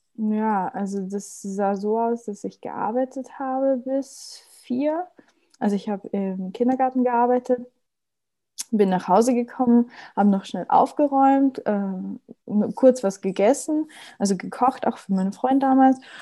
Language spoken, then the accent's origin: German; Austria; bei uns in Österreich